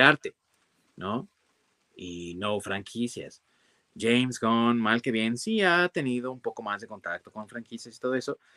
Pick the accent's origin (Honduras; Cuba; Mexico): Mexico